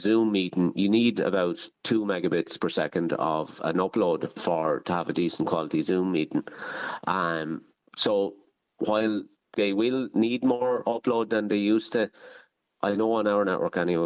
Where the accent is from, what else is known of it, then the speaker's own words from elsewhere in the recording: Ireland; Kyle Nearn GAA club, which is my hometown club